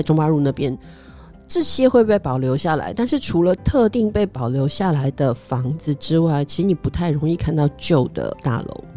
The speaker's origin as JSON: {"language": "Chinese", "country": "Taiwan", "moved": "as an adult", "lives_now": "Singapore", "said": "我是跟先生两个人住在新加坡，那我们都是台湾人"}